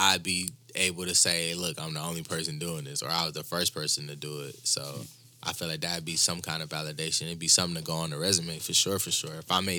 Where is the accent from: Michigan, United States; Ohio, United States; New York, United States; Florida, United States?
Michigan, United States; Like, when I tell people I'm from Michigan